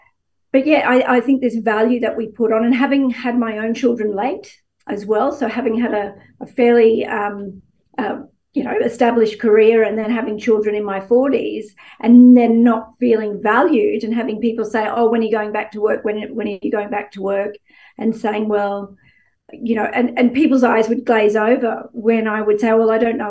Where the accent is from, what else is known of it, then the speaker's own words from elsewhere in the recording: Gladstone, Queensland, Australia; moved away; I grew up in Gladstone